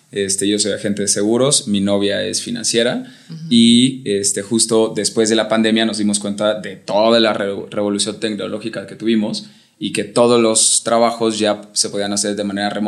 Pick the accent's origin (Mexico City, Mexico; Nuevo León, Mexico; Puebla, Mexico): Mexico City, Mexico; now in Zibatá, Mexico; Yo vengo de la Ciudad de México y buscamos justo tranquilidad.